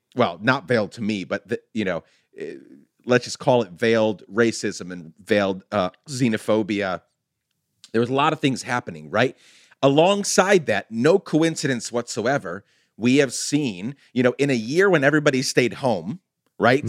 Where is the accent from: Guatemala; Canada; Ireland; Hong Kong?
Guatemala; now in United States; being the son of a Guatemalan immigrant, growing up in Guatemala, coming here